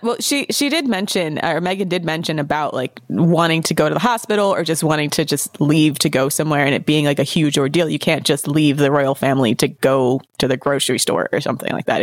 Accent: United States; as an American

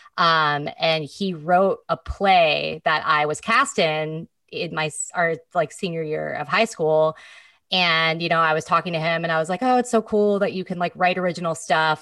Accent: Petaluma, California, United States; also born or lived in Marin County, California / San Francisco, California / Seattle, Washington; growing up in Petaluma

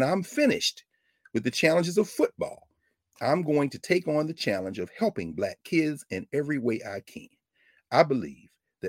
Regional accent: Lansing, Michigan, United States; Man, I grew up in Lansing, Michigan. My daddy didn't miss a day of work in his life. My mom prayed for me every day. I got a big family. We all came working class.

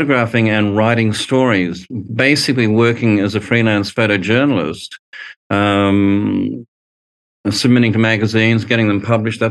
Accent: Brisbane, Queensland, Australia; I grew up in Brisbane in a very conservative environment in the 70s

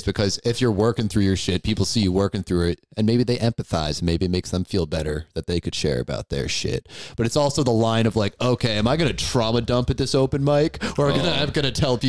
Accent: Newport, Rhode Island, United States; I'm from Newport, but Rhode Island in general, it's all one place.

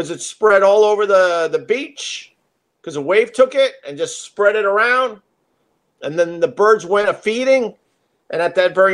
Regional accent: Long Island, New York, United States; I grew up on Long Island. I grew up around the ocean my entire life.

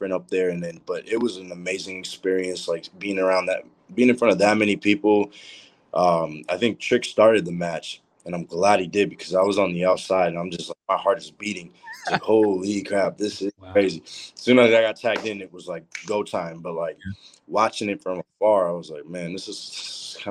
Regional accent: Boston, Massachusetts, United States; I'm from Boston

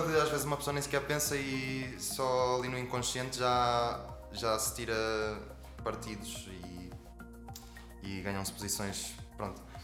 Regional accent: Portugal; somos portugueses

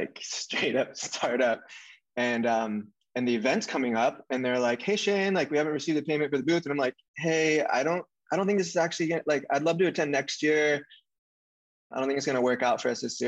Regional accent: Santa Cruz, California, United States; also born or lived in San Diego; now in Venice, United States; I grew up in Santa Cruz, which is a town just south of San Francisco, a surf town

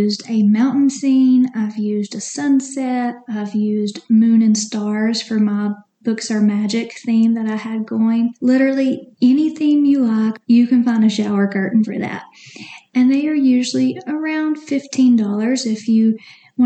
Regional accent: Tennessee, United States; I'm from Tennessee, if you can't tell

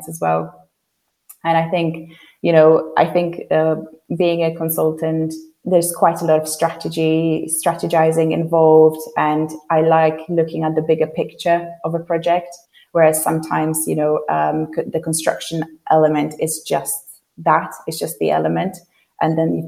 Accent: Poland; English is a second language; moved away as an adult; now in London, United Kingdom; I'm originally from Poland, and when I moved to London when I was 18

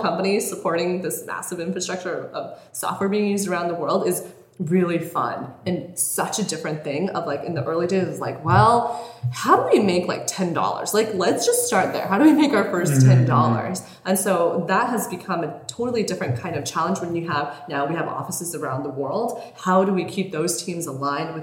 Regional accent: Colorado, United States; moved away as an adult; also born or lived in Bay Area; now in Los Angeles, United States; When I was growing up in Colorado, we were like super poor

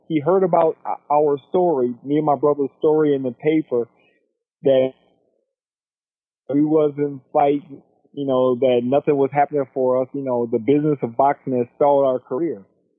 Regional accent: Florida, United States; We're from Florida, small town, not big things happening there.

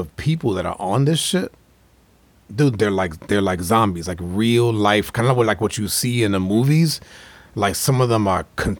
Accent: New York, United States; I growing up in New York in the 80s was like that crack epidemic.

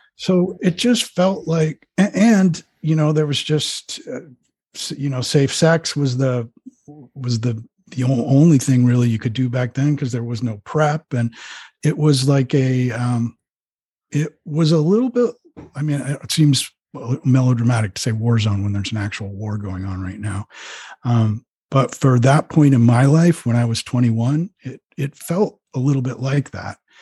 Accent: Rhode Island, United States; moved away; I grew up in Rhode Island in suburbia

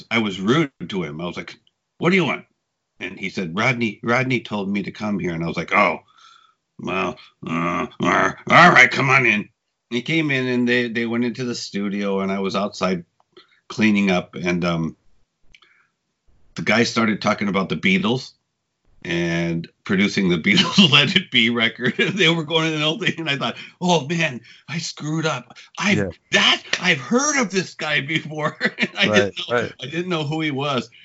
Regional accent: Ventura, California, United States; moved away as an adult; also born or lived in Los Angeles; now in Japan; I'm from Ventura

